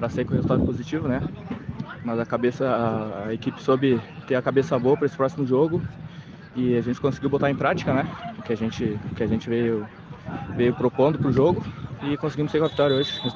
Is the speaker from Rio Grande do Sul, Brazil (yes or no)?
yes; Sapiranga, Rio Grande do Sul, Brazil; Eu sou de Sapiranga.